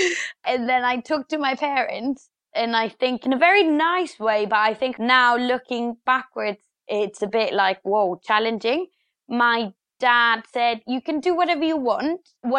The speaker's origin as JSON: {"language": "English", "town": "Bogota", "region": "Bogotá Capital District", "country": "Colombia", "tie": "born or raised there", "second_language": "English", "said": "So yeah, as you said, I grew up in Colombia. I grew up in Bogota, the capital"}